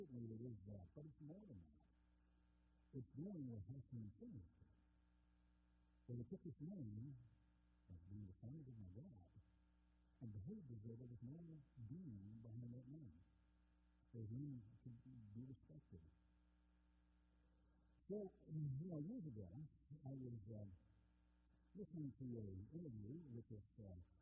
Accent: Minnesota, United States; growing up in Minnesota

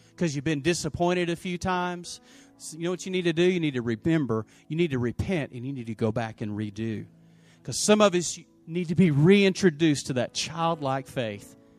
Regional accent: Lubbock, Texas, United States; also born or lived in Post, Texas; I grew up in Lubbock

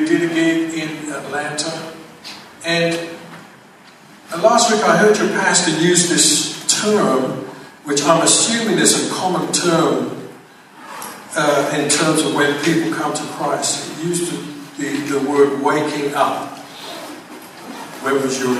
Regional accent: London, United Kingdom; moved away; also born or lived in Van Nuys, California; I grew up in England, as you most probably tell by the accent, that's where it comes from.

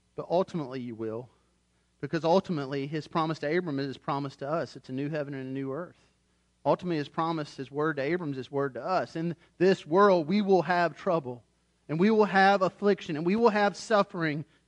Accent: United States; I'm an American.

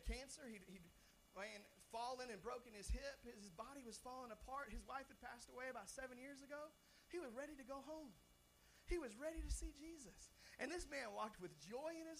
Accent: Seattle, Washington, United States; I'm from Seattle, Washington

